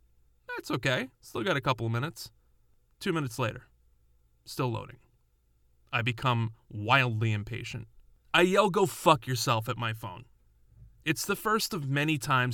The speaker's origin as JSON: {"language": "English", "region": "New York", "country": "United States", "tie": "born or raised there", "said": "Growing up in New York"}